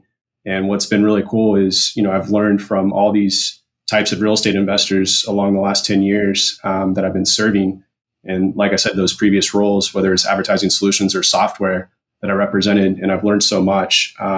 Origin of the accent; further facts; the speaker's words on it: Midwest, United States; recently here in South Carolina, where I reside with my wife and three little girls. As Bruce mentioned, I am originally from the Midwest, so I did earn my bachelor's from Washburn University in Topeka, Kansas